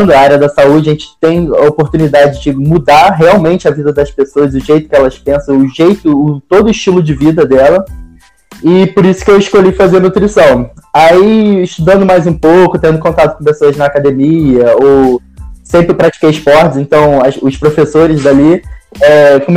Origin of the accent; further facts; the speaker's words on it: Rio de Janeiro, Brazil; eu sou do Rio, é, comecei estudando na UERJ